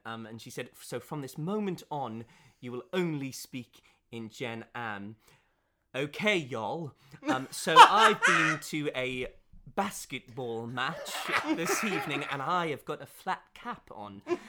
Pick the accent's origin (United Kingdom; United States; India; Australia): United Kingdom; Caerphilly, Wales; South Wales, Caerphilly.